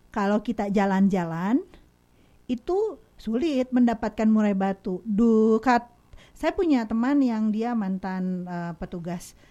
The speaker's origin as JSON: {"language": "Indonesian", "town": "Kadipaten", "region": "West Java", "country": "Indonesia", "said": "Salah. Kadipaten."}